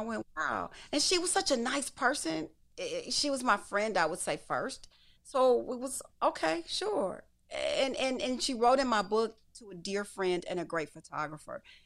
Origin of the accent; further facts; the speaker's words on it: Detroit, Michigan, United States; I come from Detroit